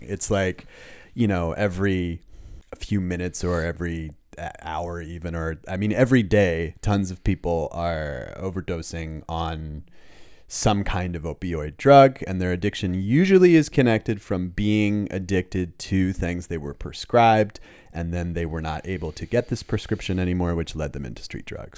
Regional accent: Los Angeles, California, United States; moved away as an adult; now in Germany; I was born in Los Angeles

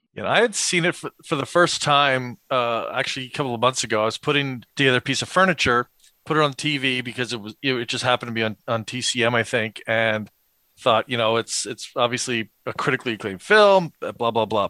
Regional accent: East Coast, United States; growing up on the East Coast

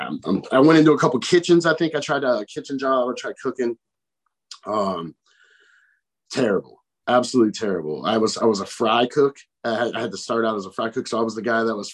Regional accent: Chicago, Illinois, United States; I grew up from in Chicago

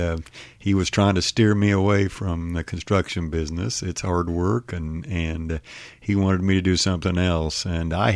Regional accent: Larned, Kansas, United States; I've been here all my life. My parents were born and raised in Larned, and so it's home.

